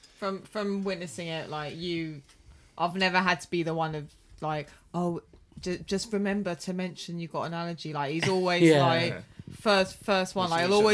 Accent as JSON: {"language": "English", "country": "United Kingdom", "said": "Because I'm British, my Greek accent is awful."}